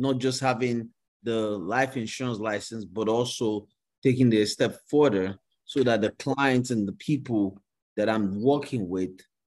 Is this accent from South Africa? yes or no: no; Nigeria; moved away as an adult; now in United States; growing up in Nigeria, you know, going to school and everything.